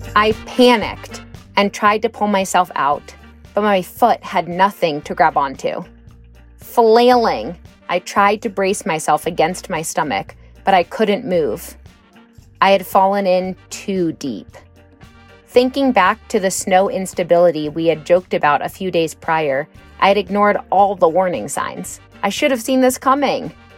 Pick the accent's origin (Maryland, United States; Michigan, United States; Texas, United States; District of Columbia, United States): District of Columbia, United States; Washington; moved away as an adult; also born or lived in Portland, Oregon; Growing up in Washington, D.C.